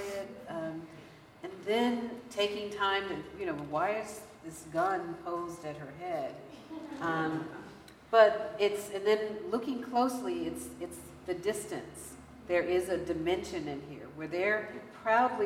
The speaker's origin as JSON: {"language": "English", "town": "Philadelphia", "region": "Pennsylvania", "country": "United States", "said": "as a Philadelphian"}